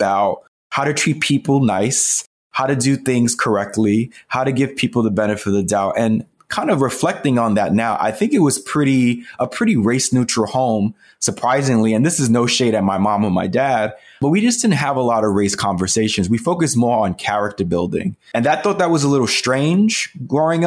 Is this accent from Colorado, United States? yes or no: no; New York City, New York, United States; this is my neighborhood, Spanish Harlem